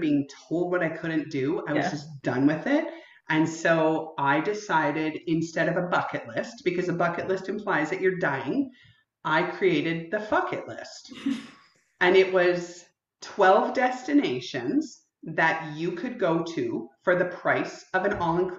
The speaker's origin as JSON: {"language": "English", "country": "Canada", "said": "being Canadian"}